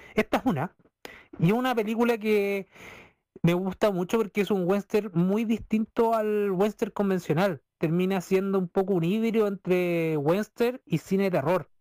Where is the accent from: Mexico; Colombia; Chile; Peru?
Chile; Talca, Maule; yo vengo acá del Maule, de la región del Maule, soy un talquino que quiere ser maucho